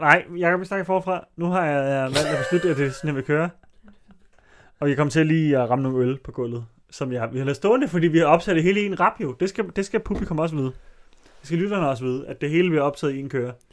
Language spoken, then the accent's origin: Danish; Allerød, Capital Region of Denmark, Denmark; i Allerød, hvor jeg voksede op